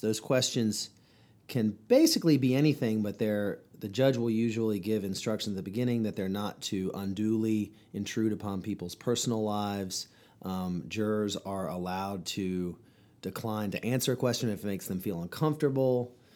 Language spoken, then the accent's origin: English; Chapel Hill, North Carolina, United States; I grew up here in Orange County, North Carolina, home to Chapel Hill